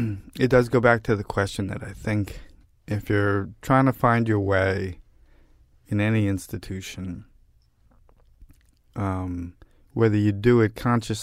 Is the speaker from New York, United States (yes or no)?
yes; Brooklyn, New York, United States; For all my, bullshit bravado and, whatever about growing up in Brooklyn, I grew up with a group of guys who, were classic sort of Brooklyn.